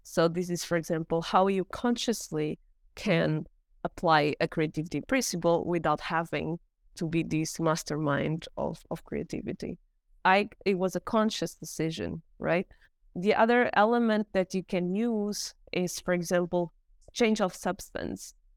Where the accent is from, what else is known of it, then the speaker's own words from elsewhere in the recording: Portugal; also born or lived in South Korea / United States; now in Germany; I'm from Portugal. I live in Germany